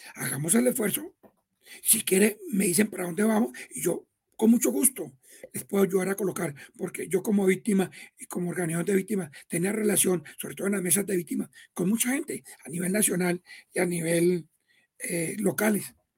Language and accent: Spanish; Tolima, Colombia; Yo soy tolimense